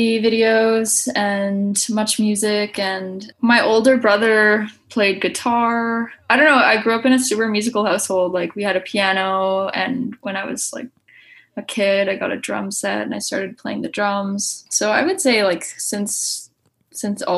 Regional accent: Toronto, Ontario, Canada; also born or lived in Hornby Island, British Columbia; born and raised in North York, which is, I say Toronto

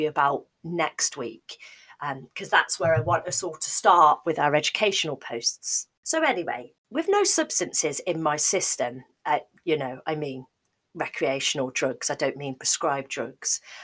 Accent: Midlands, United Kingdom; moved away as an adult; also born or lived in Cardiff, Wales; my mum still lived in the Midlands where I'm from

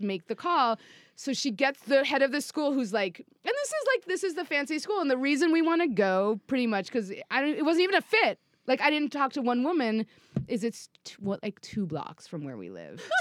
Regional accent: New York City, New York, United States; I grew up in New York City

